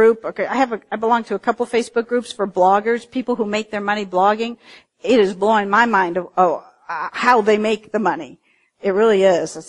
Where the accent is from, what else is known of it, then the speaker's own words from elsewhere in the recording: Cincinnati, Ohio, United States; I was in my hometown of Cincinnati